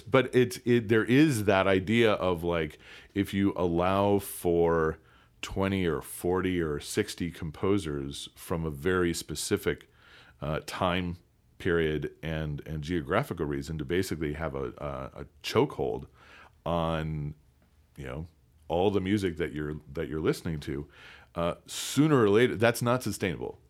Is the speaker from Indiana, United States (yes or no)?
no; DeKalb, Illinois, United States; I'm from DeKalb, Illinois, uh, where Northern Illinois University is